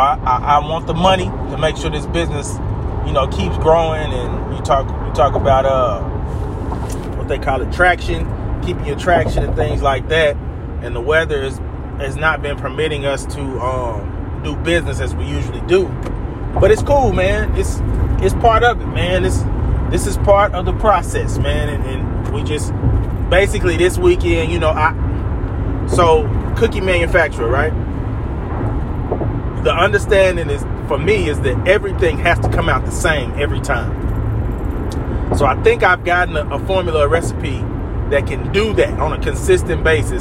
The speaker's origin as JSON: {"language": "English", "town": "Tulsa", "region": "Oklahoma", "country": "United States", "moved": "yes", "said": "I'm originally from Tulsa"}